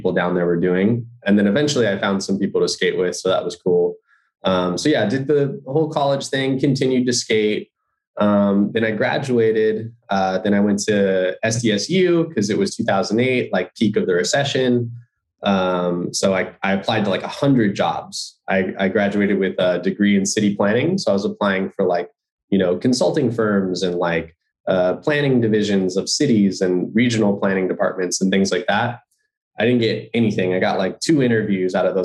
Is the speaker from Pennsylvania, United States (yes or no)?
no; Bellflower, California, United States; I grew up in Bellflower, California, which is like maybe 15 miles north of Long Beach